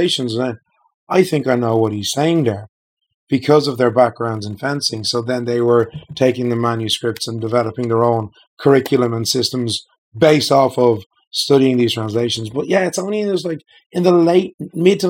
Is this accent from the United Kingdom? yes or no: no; Dublin, Leinster, Ireland; I'm from Ireland, originally born and reared in Dublin, still living there.